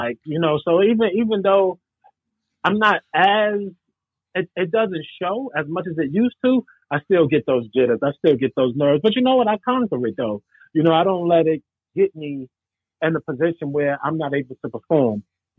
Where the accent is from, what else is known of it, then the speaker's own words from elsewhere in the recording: Brooklyn, New York, United States; Brownsville, Brooklyn.